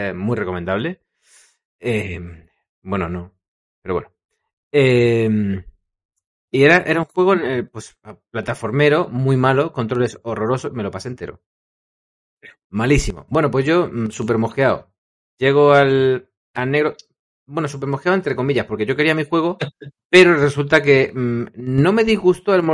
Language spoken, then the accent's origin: Spanish; Madrid, Community of Madrid, Spain; Claro, yo como soy de Madrid, pues no hay videoclub en el pueblo que te haga chanchullos.